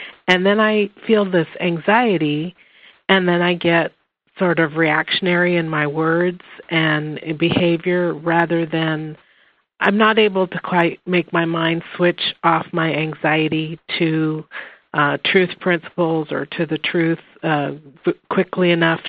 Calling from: Lincoln, Nebraska, United States; I'm from Lincoln, Nebraska.

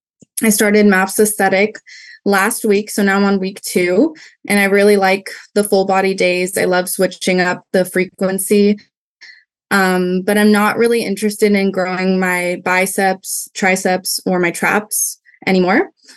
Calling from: California, United States; Hi. I'm from California. I'm not sure how we got that, but it's all good.

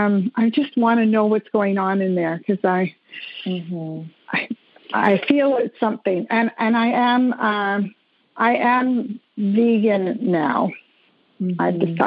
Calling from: Montreal, Quebec, Canada; Montreal, Quebec, Canada.

